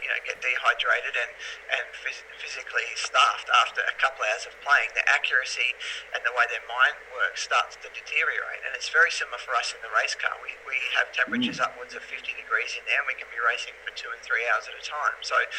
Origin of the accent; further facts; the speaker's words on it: Mildura, Victoria, Australia; now in Melbourne, Australia; The only time I ever played that was in the early 2000s when I moved to Melbourne from Mildura.